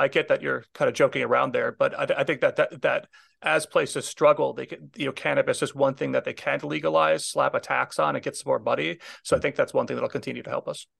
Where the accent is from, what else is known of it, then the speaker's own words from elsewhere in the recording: Minnesota, United States; moved away; I'm originally from Minnesota, so I have a lot of friends still back there